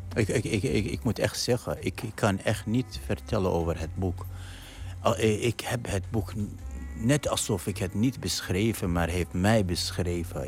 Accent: Iraq; Dutch is a second language; moved away as an adult; now in Netherlands; ik ben geboren in Irak in al die oorlog en ellende

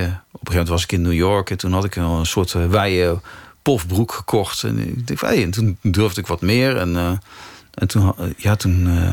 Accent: 's-Hertogenbosch, North Brabant, Netherlands; Ik, heb, ik ben in Den Bosch getogen.

